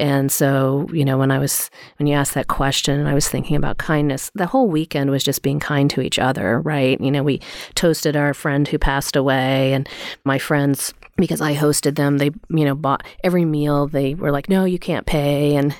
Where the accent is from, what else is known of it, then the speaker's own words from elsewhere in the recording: East Coast, United States; I grew up on the East Coast and had a group of friends